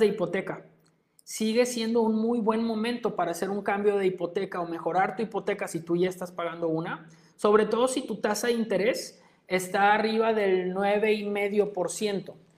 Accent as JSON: {"language": "Spanish", "country": "Mexico", "said": "nuestro país"}